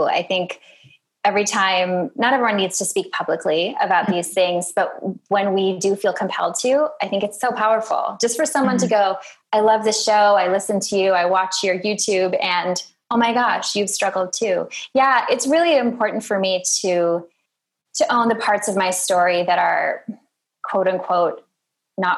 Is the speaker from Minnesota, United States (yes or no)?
yes; Minnesota, United States; moved away; I'm from Minnesota